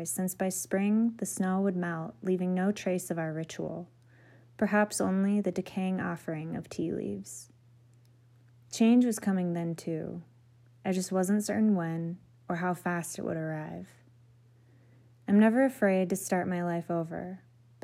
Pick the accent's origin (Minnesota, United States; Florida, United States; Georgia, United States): Minnesota, United States; moved away as an adult; now in Montana, United States; my hometown in Minnesota